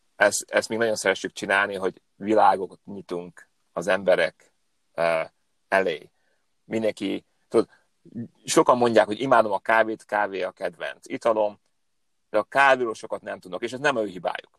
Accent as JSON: {"language": "Hungarian", "area": "Upper Hungary, Hungarian from Slovakia", "region": "Felvidék", "country": "Slovakia", "also_born_or_lived": "Hetény / Budapest", "moved": "as an adult", "lives_now": "California, United States", "said": "én egy felvidéki magyar vagyok, aki most már tíz éve Kaliforniában él."}